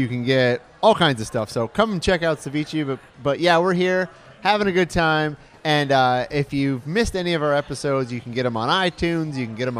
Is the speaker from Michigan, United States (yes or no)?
yes; Michigan, United States; moved away; where I grew up in Michigan